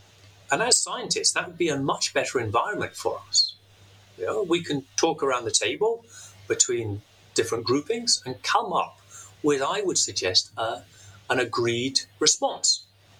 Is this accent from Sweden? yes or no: no; Glasgow, Scotland, United Kingdom; accent: Glaswegian; I was born there, I brought up there, and I did so much of my professional life there. If I gave my Glaswegian accent, you would have a real bit of a problem.